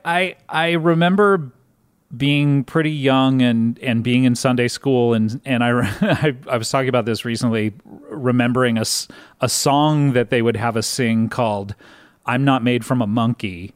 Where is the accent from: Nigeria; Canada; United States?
United States; Orange County, California; I grew up in Orange County, California